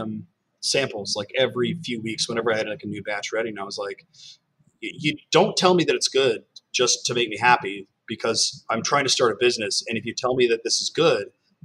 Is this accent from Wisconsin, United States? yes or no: no; California, United States; now in New York City, United States; I'm from California